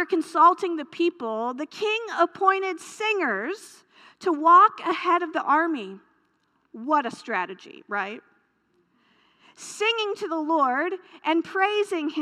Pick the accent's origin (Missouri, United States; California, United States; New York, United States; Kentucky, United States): Missouri, United States; Hartville; I grew up in Hartville, Missouri